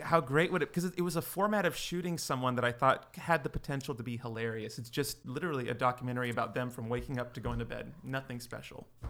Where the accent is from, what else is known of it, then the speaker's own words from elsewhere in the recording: Livermore, California, United States; now in Los Angeles, United States; I grew up in uh, in Livermore, uh, California, very small town